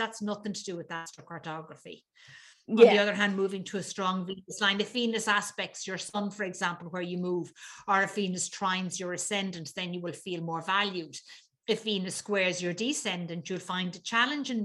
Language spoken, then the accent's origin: English; Dublin, Leinster, Ireland; I was born in Dublin.